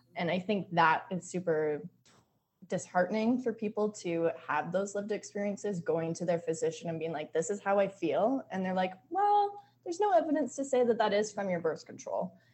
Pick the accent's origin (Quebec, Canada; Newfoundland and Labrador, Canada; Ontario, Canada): Ontario, Canada; southwestern; moved away as an adult; also born or lived in Vancouver, British Columbia; I grew up in Canada, specifically in a rural town in southwestern Ontario